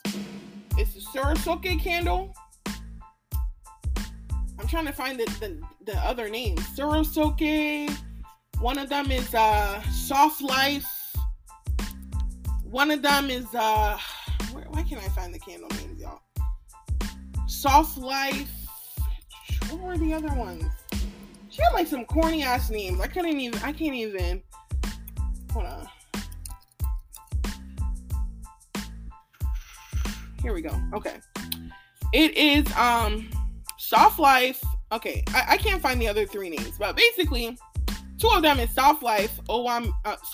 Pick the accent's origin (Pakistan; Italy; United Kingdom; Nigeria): Nigeria; now in United States